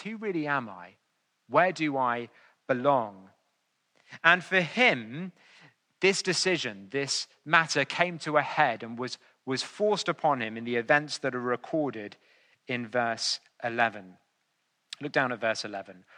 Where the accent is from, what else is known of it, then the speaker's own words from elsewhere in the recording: England, United Kingdom; I was more than willing to be known as an Englishman on those occasions.